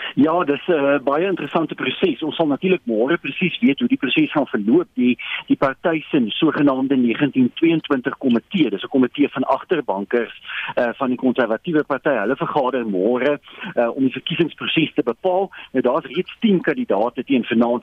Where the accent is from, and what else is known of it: South Africa